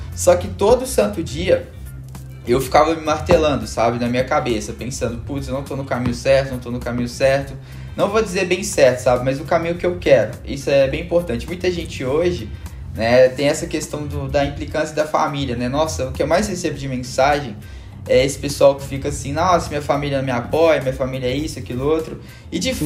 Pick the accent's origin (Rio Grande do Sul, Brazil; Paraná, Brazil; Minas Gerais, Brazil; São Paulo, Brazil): Minas Gerais, Brazil; Belo Horizonte; moved away as an adult; now in Santa Catarina, Brazil; eu sou de Belo Horizonte